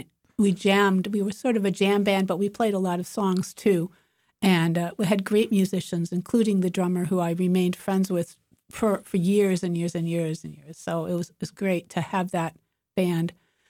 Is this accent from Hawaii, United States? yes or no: no; Illinois, United States; now in Boston, United States; Well, I'm originally from Illinois, and I came here to go to Berklee College of Music. And Boston is about as different from where I grew up in the suburbs of Chicago, as you can imagine.